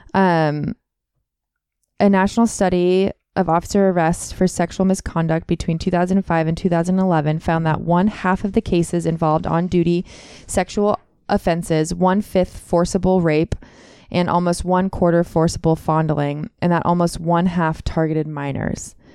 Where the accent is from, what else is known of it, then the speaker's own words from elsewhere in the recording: Contra Costa County, California, United States; I grew up in Contra Costa County